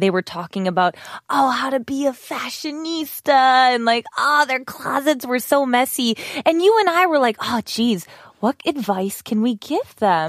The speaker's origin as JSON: {"language": "English", "region": "Wisconsin", "country": "United States", "moved": "yes", "said": "I am from the country and we have lots of cows"}